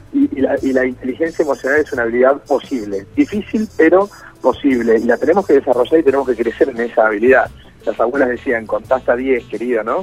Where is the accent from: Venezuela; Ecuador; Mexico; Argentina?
Argentina; Puerto Galván / near Bahía Blanca, Buenos Aires Province; yo soy de Puerto de Grano, así que soy vecino